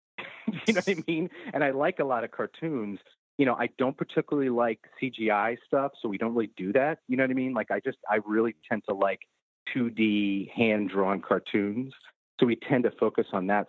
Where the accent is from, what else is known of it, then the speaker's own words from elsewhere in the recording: New York City, New York, United States; We've had my studio running in Brooklyn for 22 years now